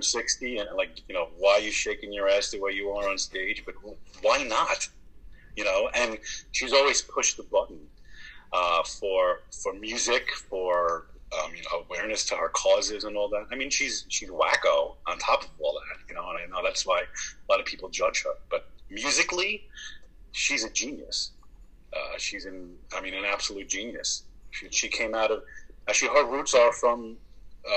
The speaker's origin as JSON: {"language": "English", "region": "New York", "country": "United States", "tie": "born or raised there", "said": "I'm in New York. I've lived here all my life"}